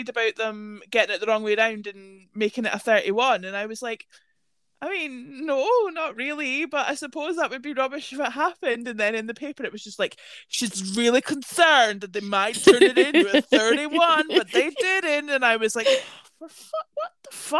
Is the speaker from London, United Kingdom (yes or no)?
no; Scotland, United Kingdom; where are you guys from? And we were like, Scotland.